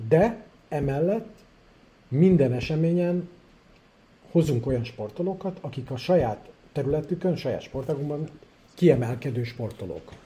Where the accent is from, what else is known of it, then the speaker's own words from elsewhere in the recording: Budapest, Hungary; also born or lived in Szolnok / Kaposvár / Israel; Hát én pesti gyerek vagyok, én, én, én itt nevelkedtem Budapesten